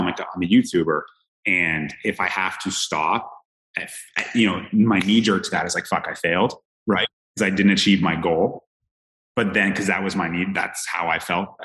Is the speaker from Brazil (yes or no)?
no; Canada; moved away as an adult; now in Jacksonville, United States; growing up in Canada